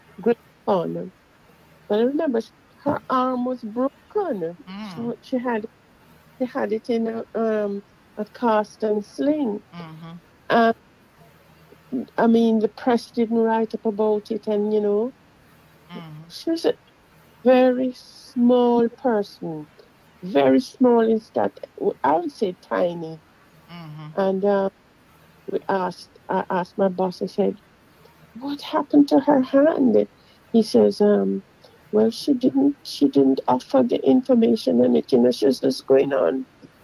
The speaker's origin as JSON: {"language": "English", "country": "Jamaica", "tie": "born or raised there", "said": "I was born in Jamaica and grew up in Jamaica"}